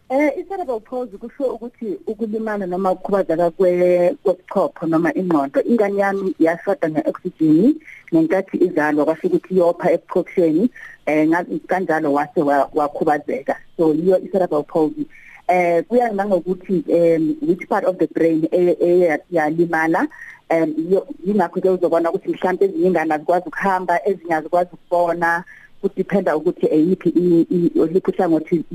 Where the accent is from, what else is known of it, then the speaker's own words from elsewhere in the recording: Johannesburg, Gauteng, South Africa; accent: Johannesburg Zulu; isiZulu sami lesiZulu saseGoli